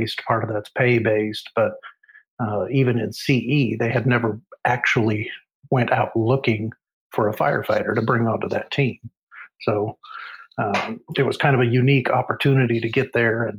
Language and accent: English; Alaska, United States; moved away as an adult; also born or lived in Oregon / Seymour Johnson AFB, North Carolina / Misawa, Japan / Lakenheath, England; I was born in Oregon, raised in Alaska